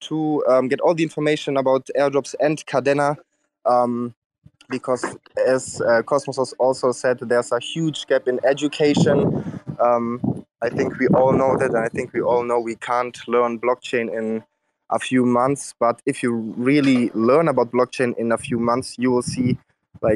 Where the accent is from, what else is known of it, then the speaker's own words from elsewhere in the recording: Germany; I'm from Germany